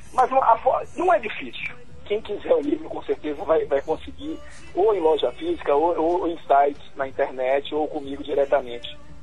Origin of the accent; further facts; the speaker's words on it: Salvador, Bahia, Brazil; now in Brasília, Brazil; eu sou de Salvador